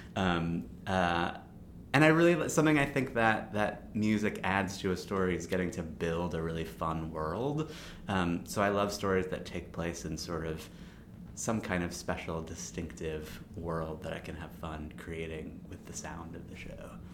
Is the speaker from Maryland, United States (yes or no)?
yes; Baltimore, Maryland, United States; I grew up in Baltimore